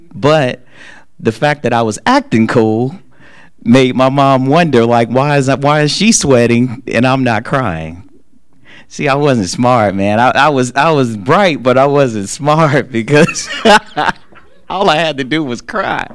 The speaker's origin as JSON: {"language": "English", "town": "Charlotte", "region": "North Carolina", "country": "United States", "tie": "born or raised there", "said": "I'm just a little kid from the hood. Like I'm I'm from West Boulevard right here in Charlotte. Like I and I, you know, I love my neighborhood"}